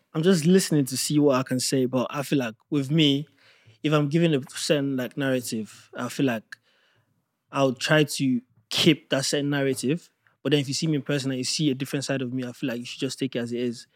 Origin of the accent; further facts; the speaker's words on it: Nigeria; now in United Kingdom; I'm from Nigeria.